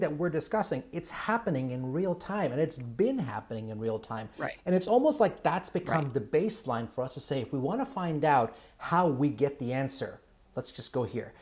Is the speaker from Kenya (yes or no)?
yes; Kenya; moved away; I'm originally from Kenya